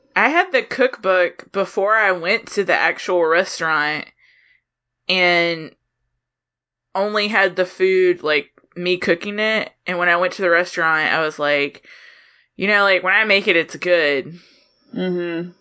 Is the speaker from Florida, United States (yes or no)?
no; Soperton, Georgia, United States; moved away; I'm from Soperton, Georgia, which is a super small town in South Georgia